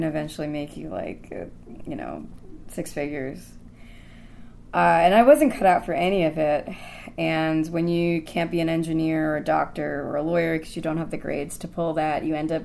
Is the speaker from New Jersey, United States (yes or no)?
yes; Hamilton, New Jersey, United States; moved away as an adult; also born or lived in Union City, New Jersey / Princeton, New Jersey; now in New York, United States; I grew up in Hamilton, New Jersey, is where I went to school